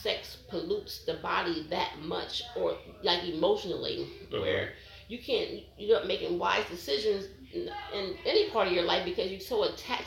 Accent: Pennsylvania, United States; moved away; my hometown of Pennsylvania

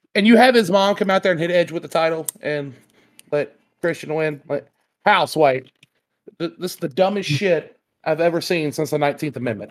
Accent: the South, United States; We're from the South

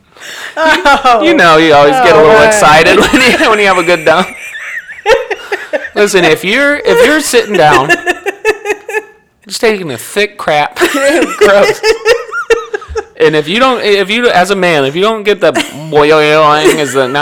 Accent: Sioux City, Iowa, United States; I was born in Sioux City, Iowa

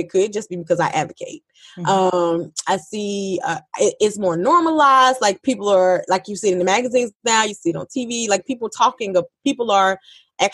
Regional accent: Georgia, United States; I'm from Georgia

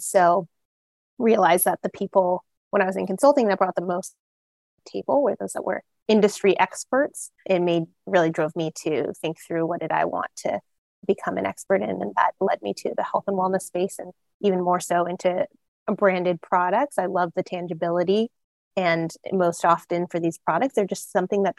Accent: Arlington, Texas, United States; moved away as an adult; also born or lived in East Coast / West Coast / Philadelphia / Los Angeles; I'm originally from Arlington, Texas

